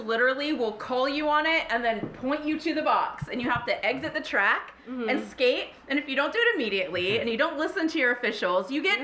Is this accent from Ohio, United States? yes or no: yes; Columbus, Ohio, United States; moved away as an adult; also born or lived in Florida; I grew up in Columbus, Ohio